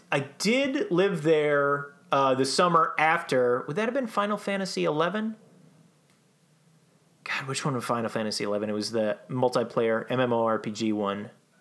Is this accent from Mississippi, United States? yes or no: no; Minnesota, United States; moved away as an adult; I'm from Minnesota